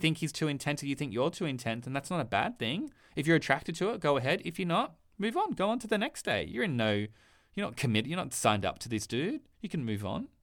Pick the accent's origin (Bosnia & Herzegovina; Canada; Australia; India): Australia; I'm Australian.